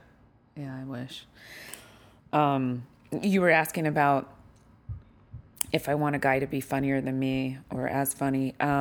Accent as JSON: {"language": "English", "region": "Utah", "country": "United States", "tie": "born or raised there", "said": "No, or? I grew up in Utah."}